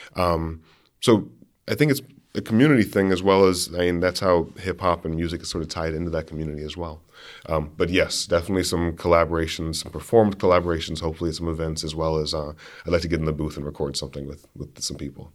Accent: Berea, Kentucky, United States; moved away as an adult; now in Grinnell, United States; growing up in Berea is a really interesting, uh, really unique experience.

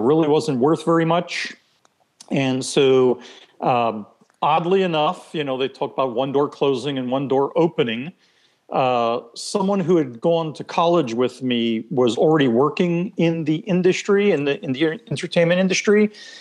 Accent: Israel; first language Hebrew; English is a second language; moved away as an adult; also born or lived in Philadelphia, United States; now in United States; I basically grew up there, kindergarten, first grade, all the way through elementary and high school

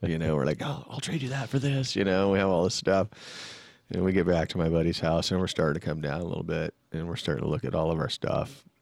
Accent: San Jose, California, United States; also born or lived in Fremont, California / Sacramento, California; I grew up in the, in Santa Clara, San Jose area, and then I moved to Fremont, um, in my junior high year, and then finished high school and then moved up to S A C

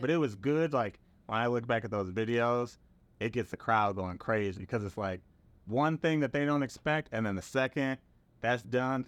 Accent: Milwaukee, Wisconsin, United States; moved away as an adult; I was from Milwaukee, Wisconsin, had never really left the city before

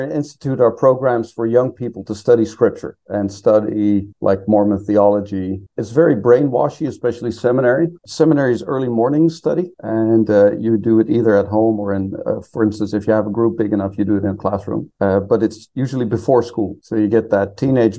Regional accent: Netherlands; also born or lived in Provo, Utah, United States; I grew up over here in the Netherlands. I was actually born in the States.

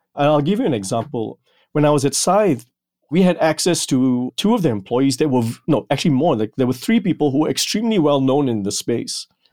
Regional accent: Malaysia; moved away; growing up in Malaysia

